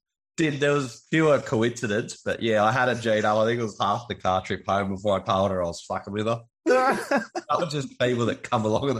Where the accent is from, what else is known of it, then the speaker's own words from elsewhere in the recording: regional New South Wales, Australia; I'm Vetty's better half from regional New South Wales. We reside in Forbes.